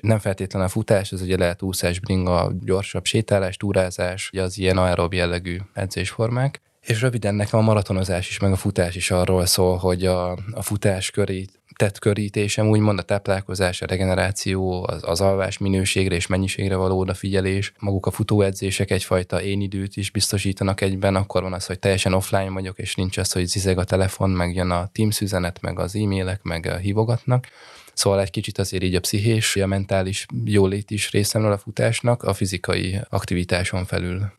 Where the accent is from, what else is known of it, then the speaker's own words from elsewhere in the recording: Rákóczifalva, Jász-Nagykun-Szolnok, Hungary; moved away; also born or lived in Budapest; Rákóczi falváról egy kis faluról származom